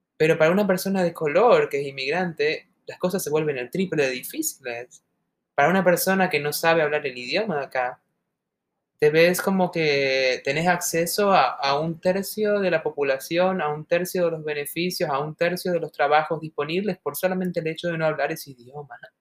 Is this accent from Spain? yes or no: no; Argentina; now in United States; esas argentinas como nosotras